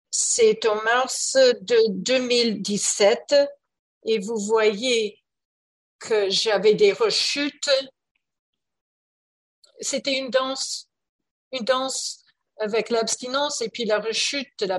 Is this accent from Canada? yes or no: yes; Canada; Oui, je parle français en fait, mais je suis canadienne et on parle euh, très vite